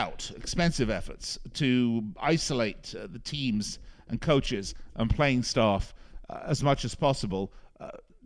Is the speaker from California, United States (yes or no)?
no; Las Vegas, Nevada, United States; here in my hometown in Las Vegas